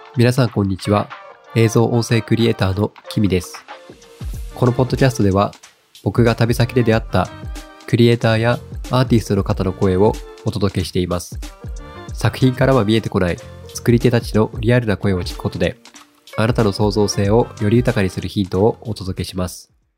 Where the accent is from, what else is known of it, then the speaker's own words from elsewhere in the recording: Kagoshima, Japan; moved away; 僕は鹿児島出身なので、なんか鹿児島にいた時